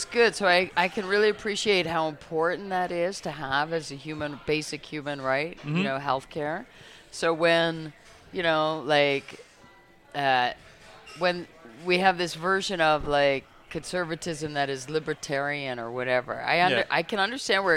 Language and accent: English; Toronto, Ontario, Canada; moved away as an adult; now in Montreal, Canada; I grew up in Scarborough, Ontario, near the Scarborough Bluffs.